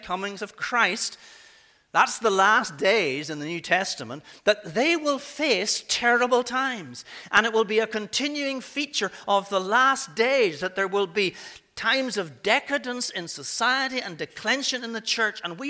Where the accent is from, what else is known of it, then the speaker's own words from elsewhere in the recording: Coleraine, Northern Ireland, United Kingdom; my hometown of Coleraine